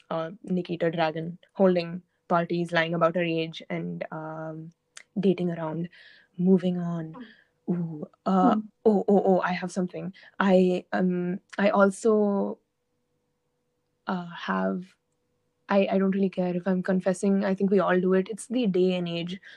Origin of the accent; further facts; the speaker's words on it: Oman; also born or lived in India; Oman, where I have lived my entire life